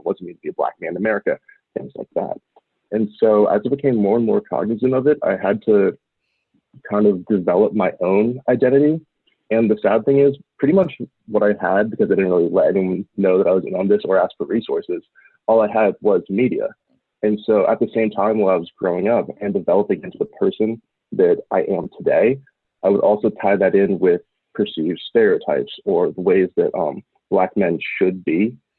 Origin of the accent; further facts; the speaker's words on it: Portland, Oregon, United States; I was raised in Portland, Oregon